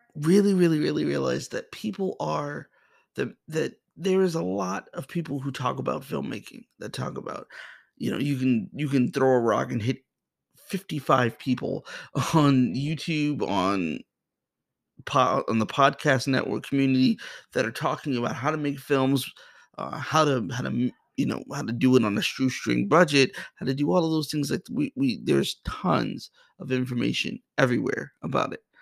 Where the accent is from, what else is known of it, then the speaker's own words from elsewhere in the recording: Boston, Massachusetts, United States; moved away as an adult; also born or lived in New Jersey; now in Springfield, United States; I was born and raised in Boston, Massachusetts